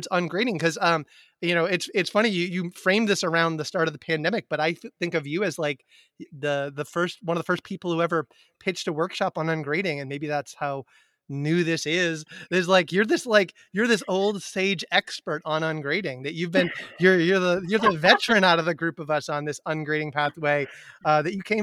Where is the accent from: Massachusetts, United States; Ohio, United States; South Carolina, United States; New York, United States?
Massachusetts, United States; Amherst; I grew up in Amherst, Massachusetts, which is a college town in Western Massachusetts